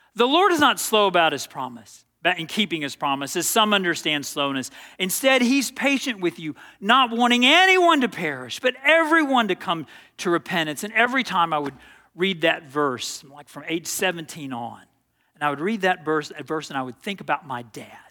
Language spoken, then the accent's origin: English; Dallas, Texas, United States; I grew up playing tennis in Dallas, Texas